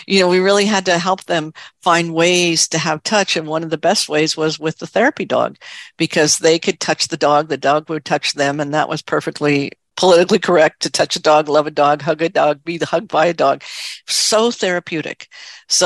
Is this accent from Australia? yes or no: no; New York City, New York, United States; I grew up in New York City